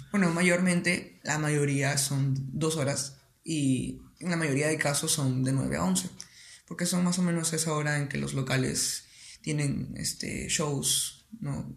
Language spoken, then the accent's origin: Spanish; Piura, Peru; also born or lived in Iquitos, Loreto, Peru; yo no soy piurano de nacimiento. Nací en Iquitos, en Loreto, pero prácticamente he vivido toda mi vida en Piura